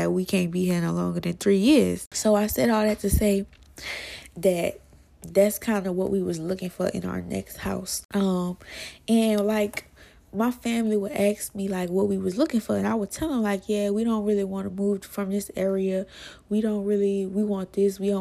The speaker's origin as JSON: {"language": "English", "town": "New Orleans", "region": "Louisiana", "country": "United States", "tie": "born or raised there", "said": "I've been out here, but this ain't where I grew up as a kid. I grew up in the East"}